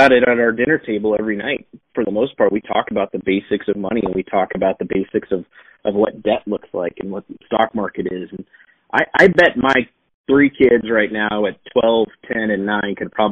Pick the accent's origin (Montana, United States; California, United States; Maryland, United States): Montana, United States; Billings; developing the business opportunities that I have right here in my hometown of Billings, Montana